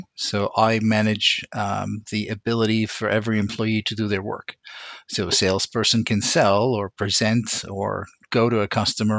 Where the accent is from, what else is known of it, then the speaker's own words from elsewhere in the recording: Beirut, Beirut Governorate, Lebanon; moved away; I was born in Beirut, Lebanon